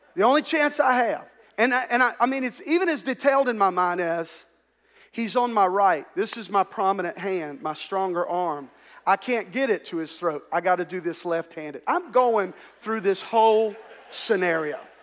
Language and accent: English; Ouachita Parish, Louisiana, United States; we grew up here in the South and, uh, we lived in a segregated culture. In fact, they did not desegregate the schools in Wichita Parish where I grew up